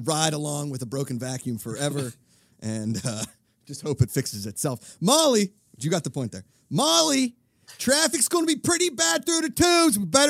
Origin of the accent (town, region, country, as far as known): Pittsburgh, Pennsylvania, United States; accent: Pittsburgh